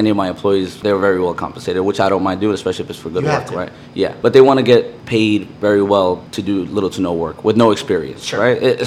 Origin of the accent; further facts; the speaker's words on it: New York City, New York, United States; also born or lived in Brooklyn / Peru; I'm a Queens boy, you know, so, you know, born and raised in Queens